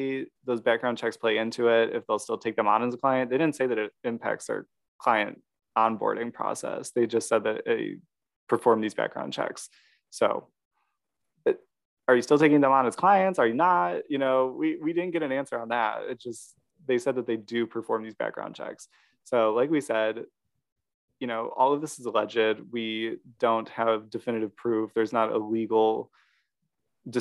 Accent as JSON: {"language": "English", "region": "Midwest", "country": "United States", "said": "We are from the Midwest"}